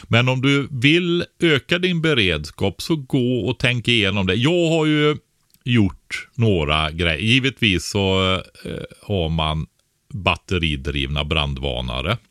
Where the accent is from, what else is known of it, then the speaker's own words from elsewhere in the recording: Nossebro, Västra Götaland, Sweden; jag växte upp som barn i, Bäreberg nere i Nossebro i Västergötland